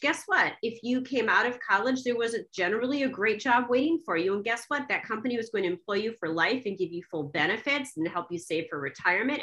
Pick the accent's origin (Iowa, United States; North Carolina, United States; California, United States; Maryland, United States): Iowa, United States; Cedar Rapids; I was born in Cedar Rapids, Iowa, you know, the child of 100% Czech